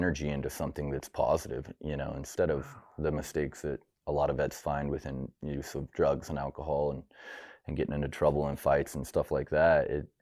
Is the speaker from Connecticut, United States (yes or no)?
no; Pocatello, Idaho, United States; I was born and raised here in Pocatello